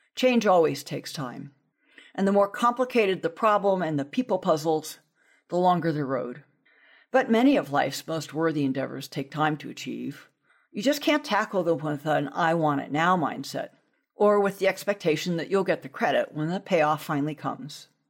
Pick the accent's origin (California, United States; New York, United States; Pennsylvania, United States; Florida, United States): California, United States; Southern; growing up in Southern California